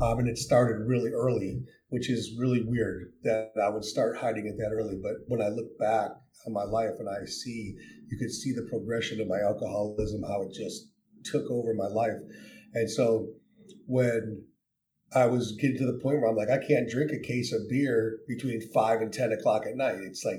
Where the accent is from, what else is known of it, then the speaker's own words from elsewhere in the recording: Wisconsin, United States; moved away as an adult; also born or lived in Illinois / Japan / Spain / Italy; I'm originally from Wisconsin. I was born in Illinois, raised in Wisconsin until I was 22, and then I joined the Navy.